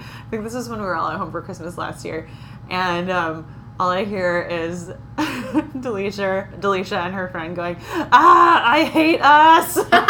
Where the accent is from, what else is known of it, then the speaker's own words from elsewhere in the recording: California, United States; as a Californian